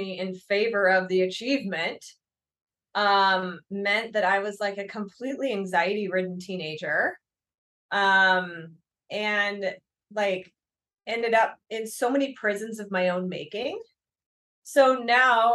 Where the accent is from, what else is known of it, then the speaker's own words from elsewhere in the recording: Berkeley, California, United States; I was born in Berkeley